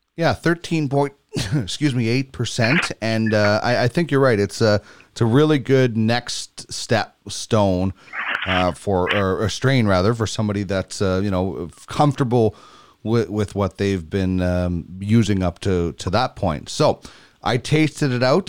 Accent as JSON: {"language": "English", "town": "Brandon", "region": "Manitoba", "country": "Canada", "tie": "born or raised there", "moved": "yes", "said": "my hometown, Brandon"}